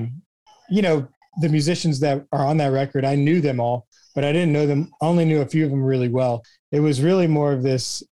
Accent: Houston, Texas, United States; also born or lived in Galveston; I grew up in Houston

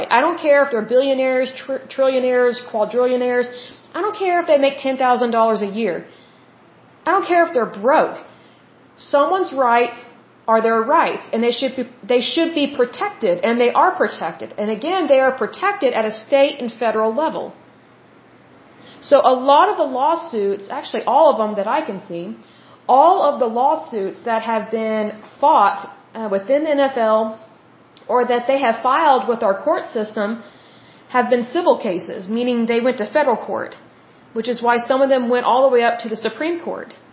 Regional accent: United States; But being that I am an American and I live in America, I have American citizenship

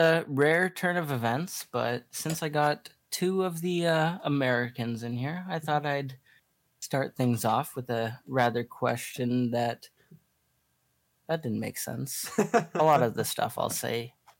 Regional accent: Ontario, Canada; also born or lived in Alberta; me living in Canada all my life.

